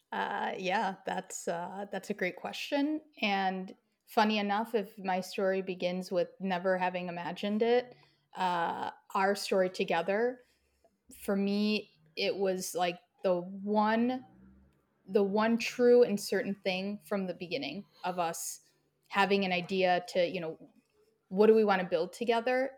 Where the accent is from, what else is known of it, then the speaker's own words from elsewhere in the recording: Midwest, United States; I had a pretty typical and standard Midwestern upbringing.